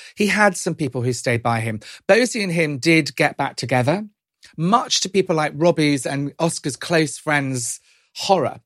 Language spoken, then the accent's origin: English; United Kingdom; my, my parents were Irish immigrants to this country. Um, growing up kind of in the seventies and eighties, being Irish wasn't always easy